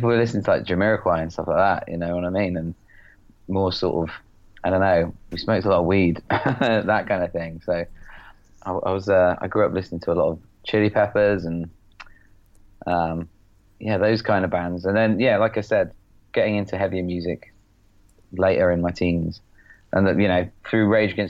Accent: just outside Oxford, South East England, United Kingdom; I grew up sort of just outside Oxford in a sort of semi-council-y kind of rural market town

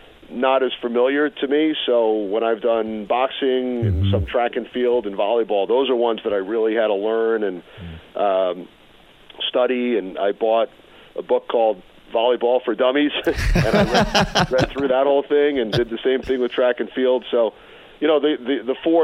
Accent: New York area, United States; Growing up in the New York area, I was always a big radio listener

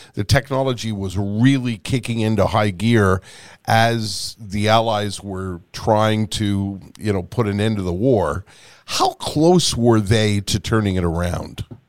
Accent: Canada; We're Canadian

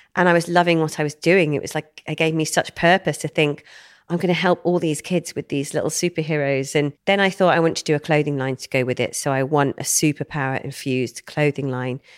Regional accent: Wem, West Midlands, United Kingdom; I grew up in Shropshire, little town near Shrewsbury called Wem

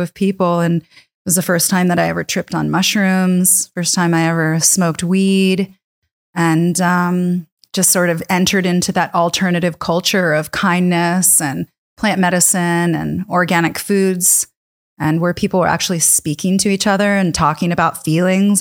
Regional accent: Virginia, United States; also born or lived in Chicago area / British Columbia; now in Canada; I grew up in Virginia, so in the South in the seventies

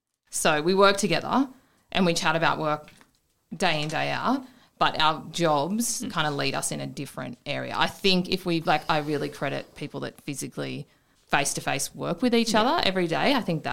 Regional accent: Wee Waa, New South Wales, Australia; Well, we've both grown up here. So I'm from Weewall, Jake's from Narrabri.

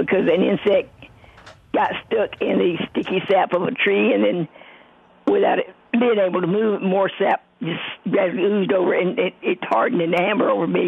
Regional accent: Mississippi, United States; I was born and raised in Mississippi

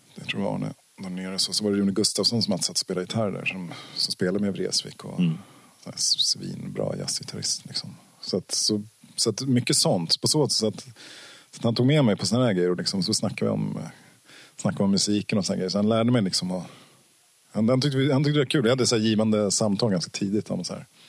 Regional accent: Ekerö, Stockholm County, Sweden; ute på Ekerö där jag växte upp

